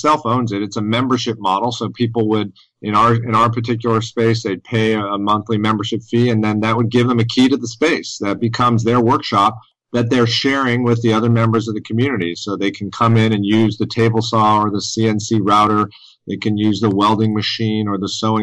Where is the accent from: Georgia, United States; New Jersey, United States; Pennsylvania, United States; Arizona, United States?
Georgia, United States; Decatur; here in my hometown of Decatur, Georgia, which is right in the heart of Atlanta